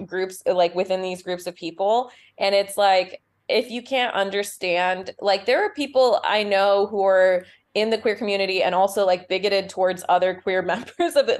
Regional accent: Utah, United States; I'm from Utah

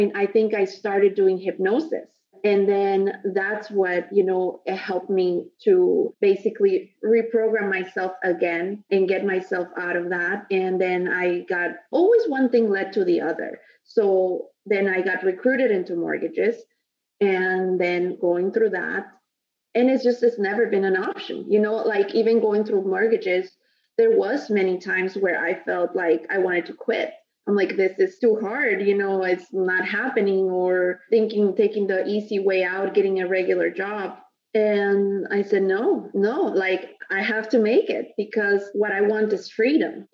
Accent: Mexico; moved away as an adult; now in United States; I was born and raised in Mexico and moved here to the States about 12 years ago.

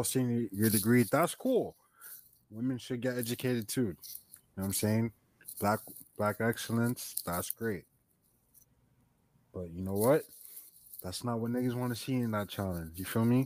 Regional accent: Miami, Florida, United States; moved away as an adult; now in Palm Beach County, United States; I'm from Miami, but I don't live in Miami

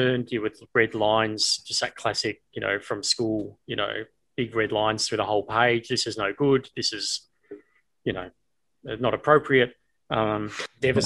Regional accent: Australia; moved away as an adult; also born or lived in United States; coming from Australia at the time, not having a pay TV service where I had five channels

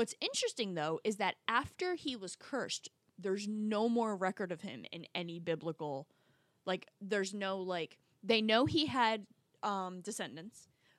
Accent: New Jersey, United States; I grew up in North Jersey.

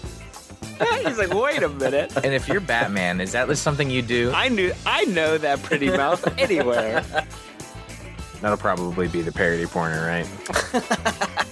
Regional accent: Pennsylvania, United States

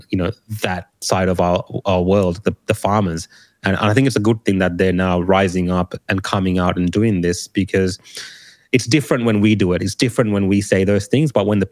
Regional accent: Australia; also born or lived in Sri Lanka; As a Australian of Sri Lankan heritage

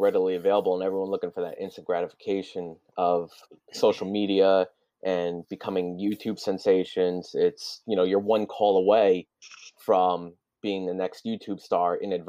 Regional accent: New Jersey, United States; Same, North Jersey.

